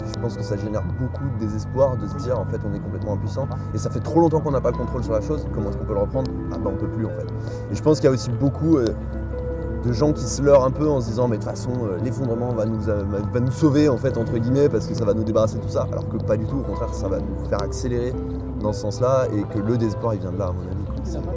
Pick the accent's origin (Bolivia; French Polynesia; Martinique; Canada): Bolivia; now in Lyon, France; aussi je viens de la Bolivie et j'ai 22 ans.